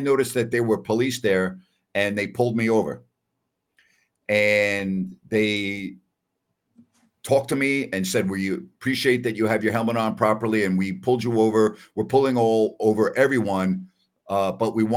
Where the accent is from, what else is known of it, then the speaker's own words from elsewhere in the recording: Long Island, New York, United States; now in Sacramento, United States; I grew up in New York. Okay. And even though I grew up on Long Island